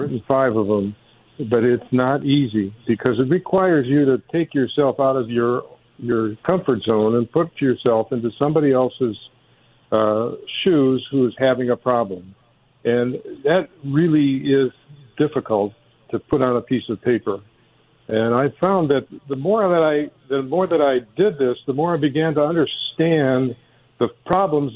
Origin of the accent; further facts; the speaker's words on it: Detroit, Michigan, United States; I grew up in Detroit